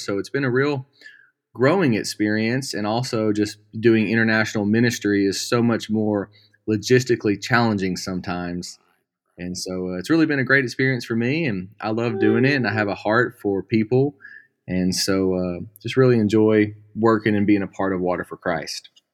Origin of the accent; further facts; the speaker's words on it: Magnolia, Arkansas, United States; moved away as an adult; also born or lived in Los Angeles, California; now in Central Arkansas, United States; I'm born and raised in Magnolia, Arkansas